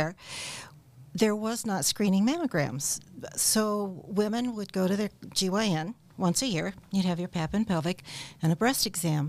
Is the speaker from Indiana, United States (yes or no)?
yes; Warsaw, Indiana, United States; also born or lived in Peoria, Illinois; I am from Warsaw, Indiana. I grew up in Warsaw